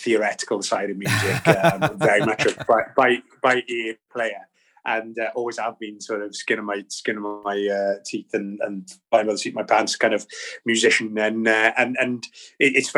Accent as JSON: {"language": "English", "town": "Bridgend", "region": "Wales", "country": "United Kingdom", "moved": "yes", "lives_now": "Kent, United Kingdom", "said": "I originally hail from Bridgend in South Wales, but I currently reside in near Westmorland in Kent in the southeast."}